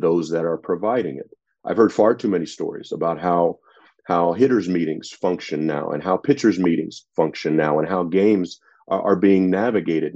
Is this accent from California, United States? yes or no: yes; San Diego, California, United States; Growing up in San Diego